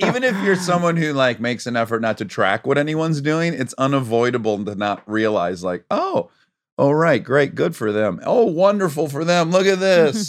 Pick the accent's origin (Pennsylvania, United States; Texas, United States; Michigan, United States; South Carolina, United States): Michigan, United States; Detroit; moved away; I'm from Detroit